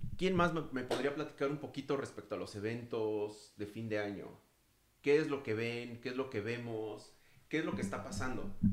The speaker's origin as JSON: {"language": "Spanish", "region": "Mexico City", "country": "Mexico", "moved": "yes", "lives_now": "United States", "said": "yo soy también de la Ciudad de México"}